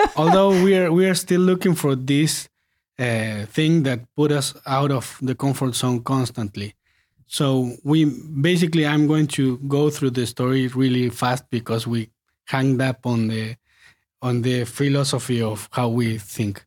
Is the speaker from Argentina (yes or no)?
yes; Patagonia, Argentina; moved away as an adult; also born or lived in Buenos Aires; we are from Patagonia, so we moved to Buenos Aires when we finished high school to study music